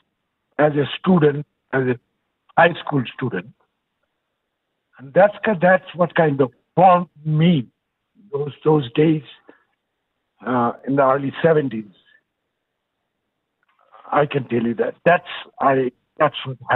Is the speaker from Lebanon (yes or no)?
no; Bangladesh; moved away as an adult; now in Houston, United States; originally, I'm from Bangladesh